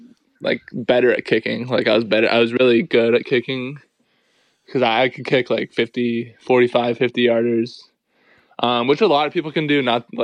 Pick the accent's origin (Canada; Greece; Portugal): Canada; Yeah, we'd go to Stowe, Vermont, to ski.